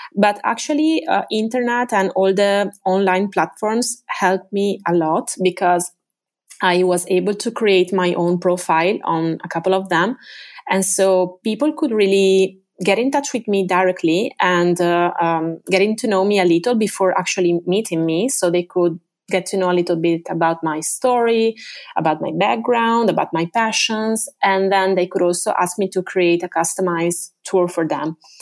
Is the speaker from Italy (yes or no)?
yes; Venice, Veneto, Italy; English is a second language; I am originally from Venice. Uh, I was born in the northern district of the city, Canaleggio